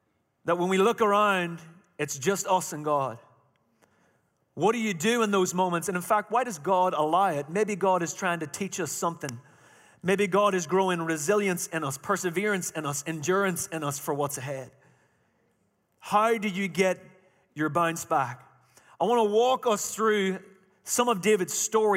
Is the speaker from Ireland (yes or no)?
yes; Ireland; moved away; Now remember, I'm Irish. I'm not from Chalmette